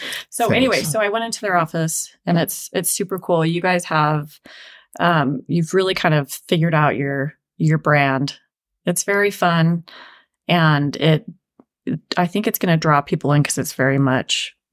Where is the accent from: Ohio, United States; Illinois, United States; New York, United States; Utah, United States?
Utah, United States; also born or lived in Arizona; We both had this, you know, history being mostly from Utah, having lived there, grown up here